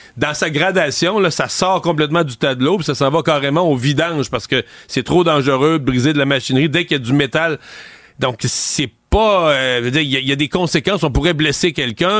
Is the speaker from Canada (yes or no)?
yes; Quebec, Canada; pas chez nous au Québec.